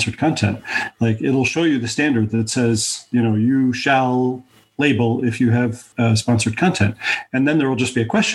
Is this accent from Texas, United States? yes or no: no; Denver, Colorado, United States; in my hometown, Denver